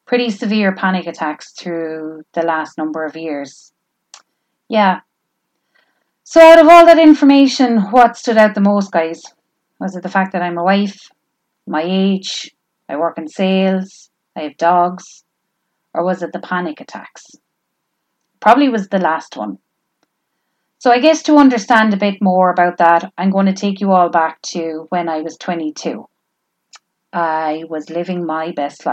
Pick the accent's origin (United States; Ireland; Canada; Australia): Ireland; Tipperary, Munster; I'm from Tipperary